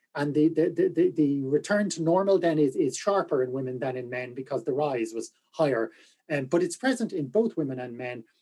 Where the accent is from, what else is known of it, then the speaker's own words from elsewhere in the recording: Galway, Connacht, Ireland; I am from Galway.